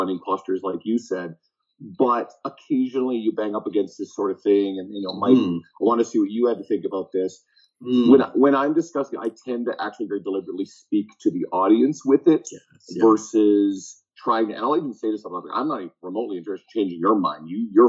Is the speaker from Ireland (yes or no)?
yes; Ireland; I'm Irish, not Scottish.